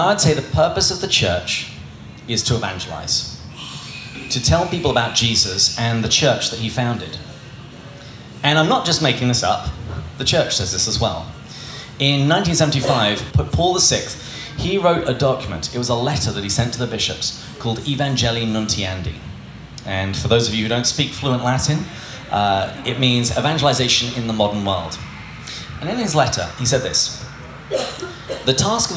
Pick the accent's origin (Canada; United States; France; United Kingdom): United Kingdom; England; growing up in England